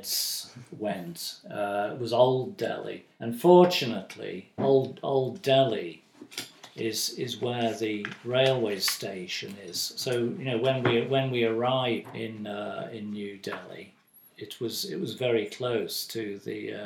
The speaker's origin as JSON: {"language": "English", "country": "United Kingdom", "said": "being British"}